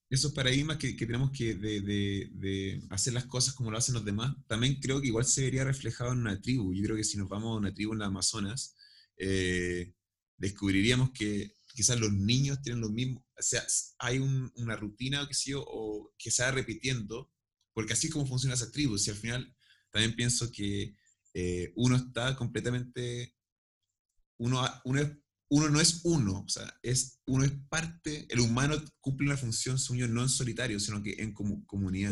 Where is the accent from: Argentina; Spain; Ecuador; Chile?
Chile; Y somos ambos chilenos y sabemos hablar español